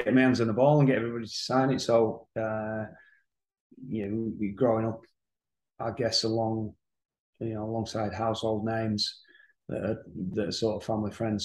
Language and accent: English; Featherstone, Yorkshire and the Humber, United Kingdom; born or raised there